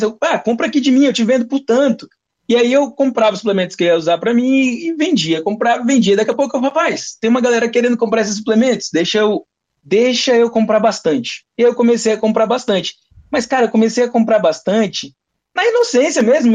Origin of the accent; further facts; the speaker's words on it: Porto Velho, Rondônia, Brazil; eu nasci e me criei em Porto Velho, Rondônia